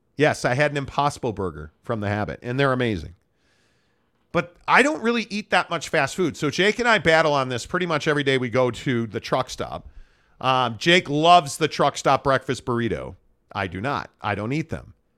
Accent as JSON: {"language": "English", "town": "Chicago", "region": "Illinois", "country": "United States", "tie": "born or raised there", "said": "my hometown"}